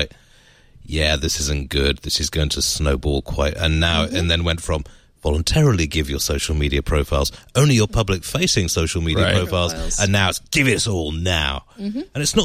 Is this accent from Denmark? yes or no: no; United Kingdom; as a Brit, you could come to the U.S.